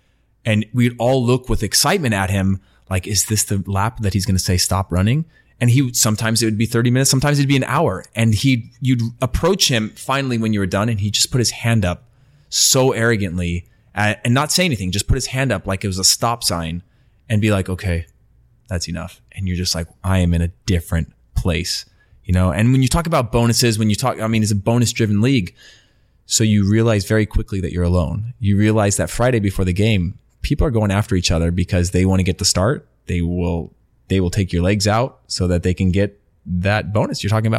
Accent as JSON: {"language": "English", "country": "Denmark", "second_language": "English", "said": "I'm coming from Denmark, where it's like, yeah, we actually trained quite a bit in Denmark."}